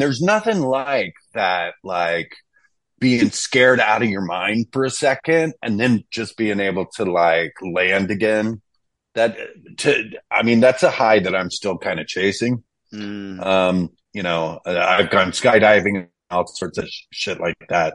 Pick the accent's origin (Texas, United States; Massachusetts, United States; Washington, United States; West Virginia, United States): Texas, United States; I grew up in Texas